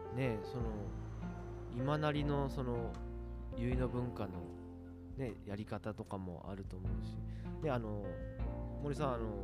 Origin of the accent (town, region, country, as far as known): Ureshino, Saga, Japan; born or raised there